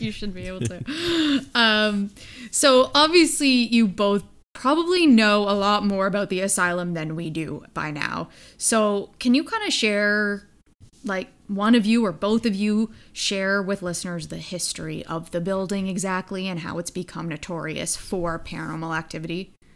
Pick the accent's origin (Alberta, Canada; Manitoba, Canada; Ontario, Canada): Ontario, Canada; Hamilton; my hometown of Hamilton, Ontario